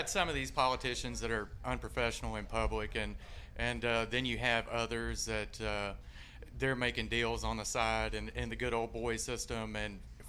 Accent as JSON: {"language": "English", "town": "Clarksville", "region": "Tennessee", "country": "United States", "said": "I'm originally from here, Clarksville, Tennessee."}